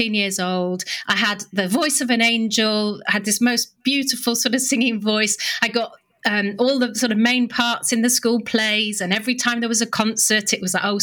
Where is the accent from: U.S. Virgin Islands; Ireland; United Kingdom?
United Kingdom; I'm British.